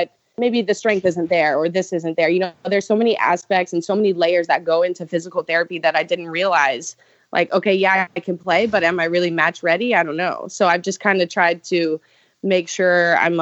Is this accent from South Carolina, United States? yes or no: yes; Charleston, South Carolina, United States; make a comeback in Charleston. So I'm so excited to go back there to my hometown